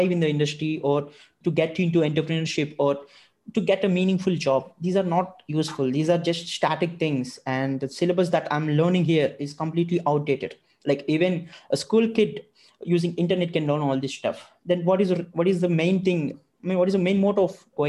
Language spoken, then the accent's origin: English; India; I'm from India.